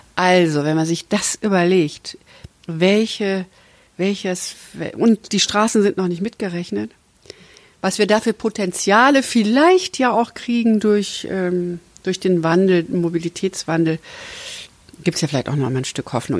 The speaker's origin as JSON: {"language": "German", "region": "Hesse", "country": "Germany", "said": "Ich komme ja aus Hessen"}